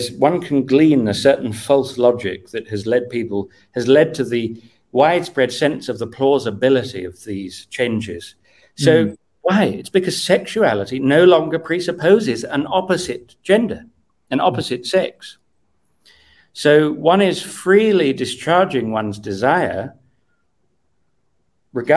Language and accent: English; Cambridge, East of England, United Kingdom; When I was 14 in year 8 in a very normal school in Cambridge